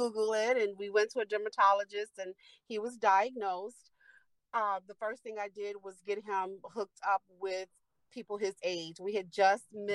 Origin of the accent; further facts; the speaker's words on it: Chicago, Illinois, United States; moved away as an adult; now in Kankakee, United States; I live in Kankakee. I'm from Chicago, but live in Kankakee.